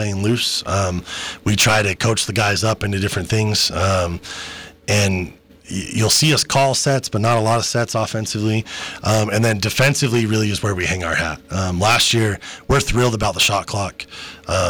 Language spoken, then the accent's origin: English; Salt Lake City, Utah, United States; I grew up in Salt Lake